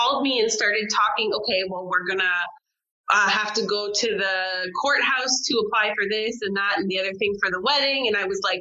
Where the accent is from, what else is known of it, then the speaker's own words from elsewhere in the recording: Canada; moved away as an adult; now in France; As a Canadian